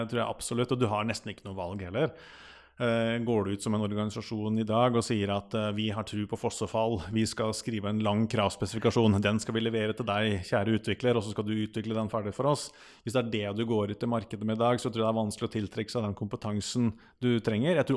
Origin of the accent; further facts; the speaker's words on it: Akershus, Norway; der jeg kommer fra, så har du Høland og Setskog E-verk.